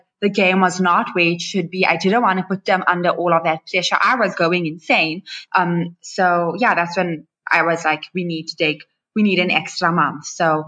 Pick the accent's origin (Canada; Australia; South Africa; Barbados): South Africa; Johannesburg, Gauteng; I'm born and raised in Joburg